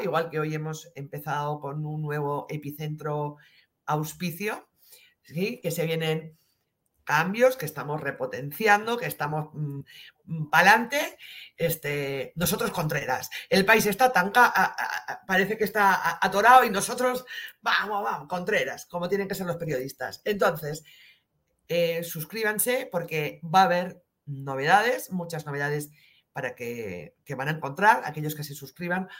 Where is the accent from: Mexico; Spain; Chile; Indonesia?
Spain